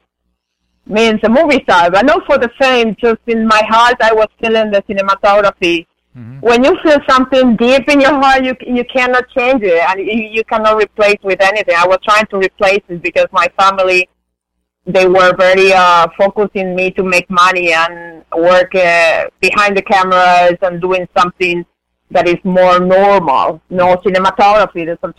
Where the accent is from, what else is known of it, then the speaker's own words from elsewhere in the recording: Argentina; English is a second language; moved away as an adult; now in Miami, United States; I am coming from Argentina. I moved here 17 years ago